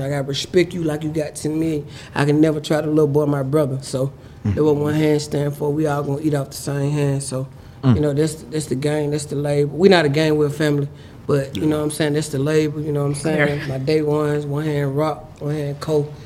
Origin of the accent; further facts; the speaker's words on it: Atlanta, Georgia, United States; I'm from Atlanta, Georgia